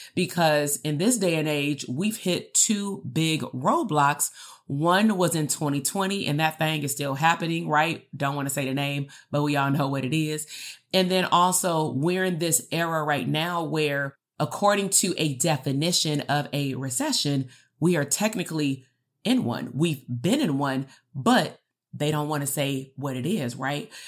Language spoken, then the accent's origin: English; Compton, California, United States; I grew up in Compton